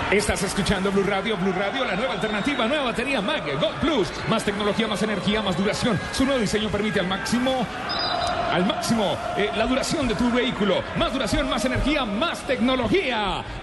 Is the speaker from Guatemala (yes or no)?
no; Colombia; Hoy yo les doy la mía como colombiano.